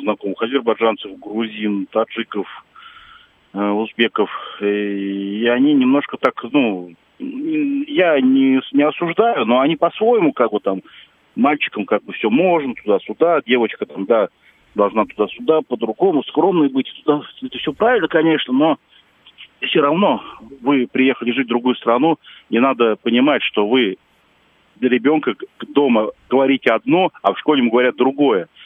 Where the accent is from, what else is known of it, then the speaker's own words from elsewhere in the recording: Moscow, Russia; я в Москве с трех лет, с 84 -го года